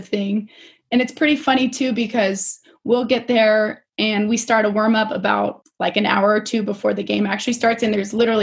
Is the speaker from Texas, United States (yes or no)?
no; Spokane, Washington, United States; born or raised there; also born or lived in Salt Lake City, Utah